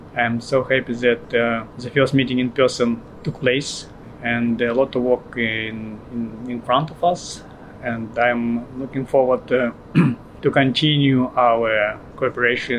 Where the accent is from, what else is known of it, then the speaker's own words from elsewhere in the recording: Russian Eastern Siberia, Russia; I came from Russian Eastern Siberia. My people community is Udege